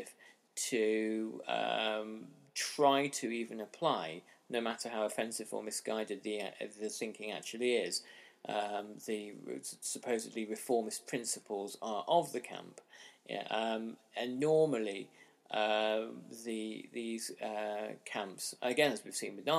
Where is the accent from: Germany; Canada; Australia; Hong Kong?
Hong Kong; my own experience of growing up in Hong Kong in the 1980s